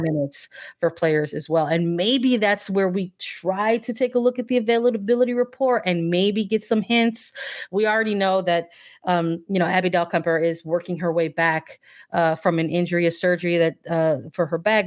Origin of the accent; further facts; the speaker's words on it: Midwest, United States; now in Chicago, United States; I'm from the Midwest.